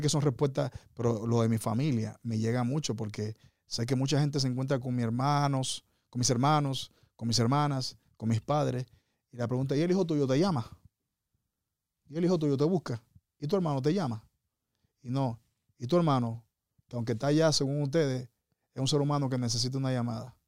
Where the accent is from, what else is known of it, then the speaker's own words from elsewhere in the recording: Dominican Republic; moved away; mi país, República Dominicana